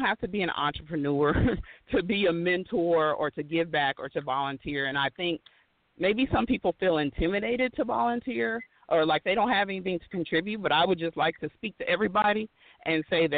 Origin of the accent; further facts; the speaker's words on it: Texas, United States; also born or lived in Oklahoma / Missouri; I grew up in Texas, Oklahoma, and Missouri.